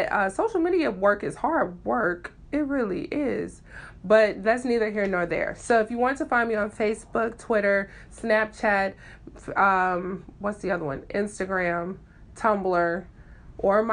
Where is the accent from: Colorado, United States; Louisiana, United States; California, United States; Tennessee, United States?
Tennessee, United States; Memphis; I am from Memphis, Tennessee, Southern Belle, all the way.